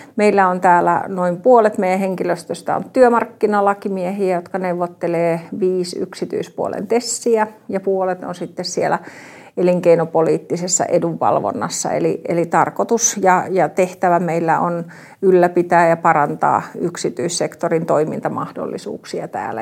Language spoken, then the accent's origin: Finnish; Tampere, Pirkanmaa, Finland; also born or lived in Ikaalinen; muutin Ikaalisista takaisin kotiin Tampereelle